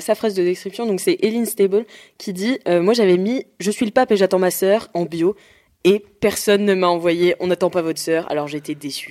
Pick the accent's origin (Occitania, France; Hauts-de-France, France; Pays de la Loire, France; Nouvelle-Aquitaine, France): Pays de la Loire, France; Nantes; moved away; Je suis rentrée chez moi à Nantes